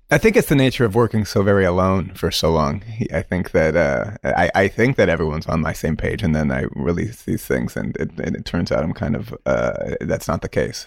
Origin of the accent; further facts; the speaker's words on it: Stow, Massachusetts, United States; moved away as an adult; also born or lived in upstate New York; Stowe is, you know, is a, it's very, um, Irish Catholic community. Um, my schooling was, uh, a public school. This, uh, place called Neshoba Regional High School.